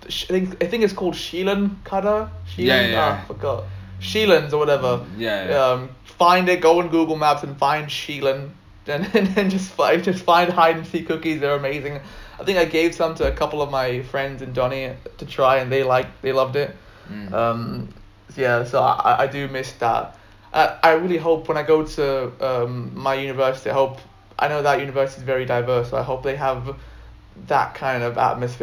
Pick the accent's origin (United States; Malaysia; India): India; I think that's like one of the advantages of being an Indian.